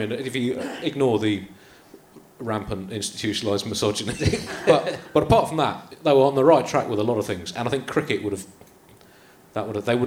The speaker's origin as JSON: {"language": "English", "town": "Tunbridge Wells", "region": "South East England", "country": "United Kingdom", "tie": "born or raised there", "said": "I grew up in Tunbridge Wells"}